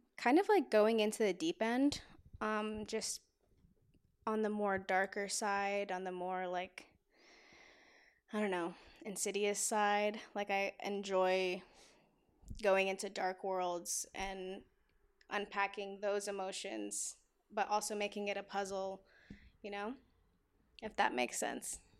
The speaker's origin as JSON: {"language": "English", "town": "Atlanta", "region": "Georgia", "country": "United States", "moved": "yes", "lives_now": "Los Angeles, United States", "said": "I am from Atlanta, Georgia"}